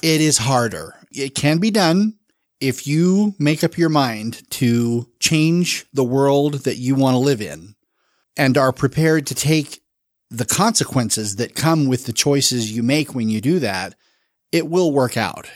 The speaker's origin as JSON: {"language": "English", "town": "Salt Lake City", "region": "Utah", "country": "United States", "tie": "born or raised there", "also_born_or_lived": "Jacksonville, Florida", "said": "I've lived in Salt Lake for the better part of thirty years. So I call myself a native, but I was born in Florida"}